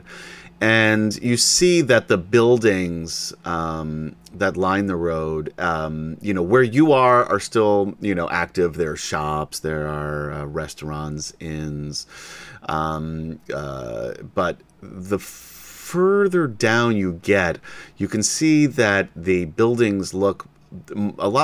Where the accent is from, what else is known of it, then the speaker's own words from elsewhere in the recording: New York, United States; I'm from New York